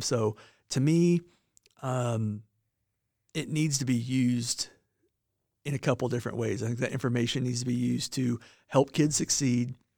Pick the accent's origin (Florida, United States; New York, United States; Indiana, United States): Indiana, United States; Monticello; moved away as an adult; now in southern Indiana, United States; I, uh, grew up in Monticello, Indiana, which is northern Indiana